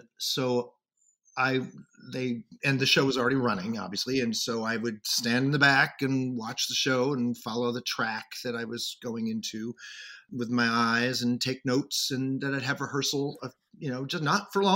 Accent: Rochester, New York, United States; moved away as an adult; now in New York, United States; I went to a college in Rochester, New York, my hometown

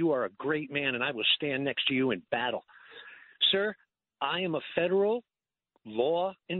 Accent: United States; also born or lived in New Jersey; I'm a New Yorker and a New Jerseyer.

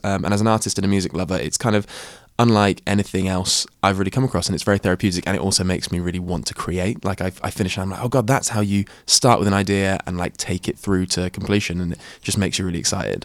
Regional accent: Shropshire, West Midlands, United Kingdom; as a person of colour who grew up in the countryside, Uh, yeah, in Shropshire

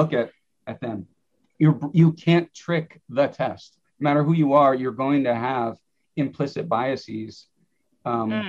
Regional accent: Wisconsin, United States; I'm from Wisconsin. We're the dairy state

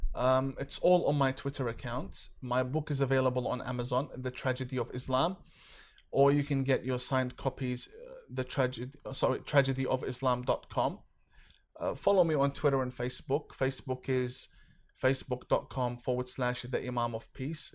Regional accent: Australia; I'm not from Canada. I'm from Australia.

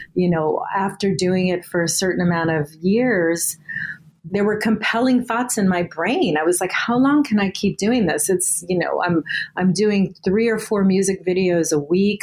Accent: Southern California, United States; I was born in Southern California.

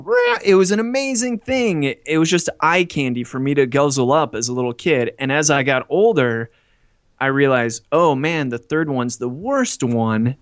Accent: United States; now in Hong Kong; I'm an American in Hong Kong

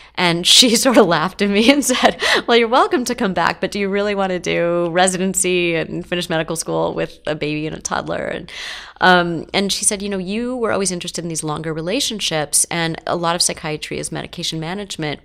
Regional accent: Los Angeles, California, United States; I grew up in Los Angeles

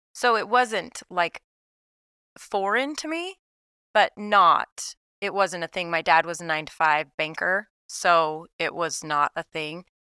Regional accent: Salt Lake City, Utah, United States; moved away as an adult; now in Saint George, United States; so I'm from Salt Lake City, so I'm from northern Utah, a suburb of Salt Lake, so that's where I was raised.

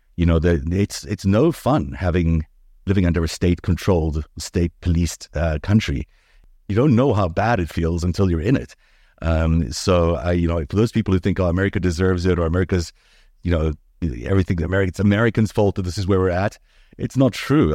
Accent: Johannesburg, Gauteng, South Africa; English is a second language; also born or lived in Jaffa, Israel / New York City, United States / Los Angeles, United States; now in Toronto, Canada; South Africa was an interesting place to grow up

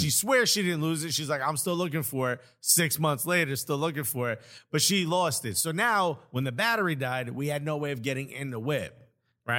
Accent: Newark, New Jersey, United States; I'm from Newark.

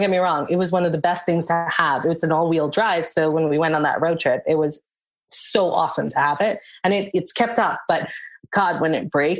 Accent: India; And my husband's African and I'm Indian.

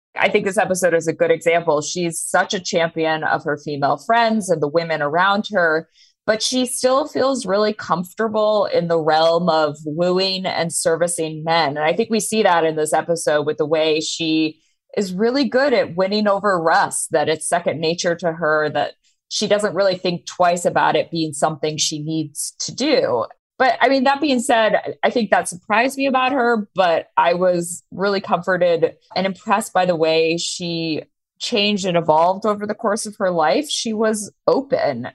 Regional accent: Maine, United States; I grew up in Maine

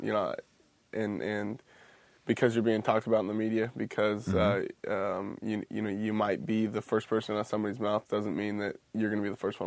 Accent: Washington, United States; Growing up in Washington

